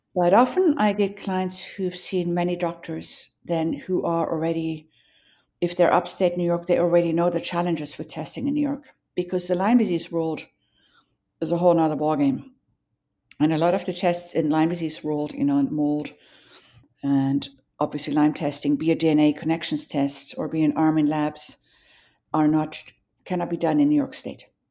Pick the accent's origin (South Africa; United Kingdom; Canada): South Africa; Johannesburg, Gauteng; moved away; growing up in Johannesburg